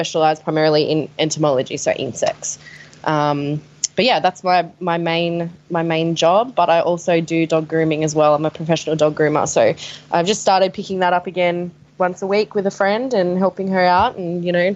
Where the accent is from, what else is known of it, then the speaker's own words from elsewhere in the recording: Sydney, New South Wales, Australia; I'm from Sydney